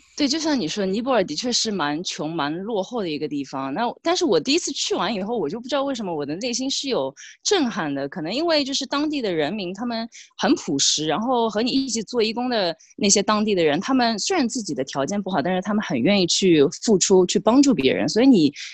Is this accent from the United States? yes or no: no; Shanghai, China; moved away as an adult; now in Sydney, Australia; 我也是来自上海，但是十三、十四年前就来到悉尼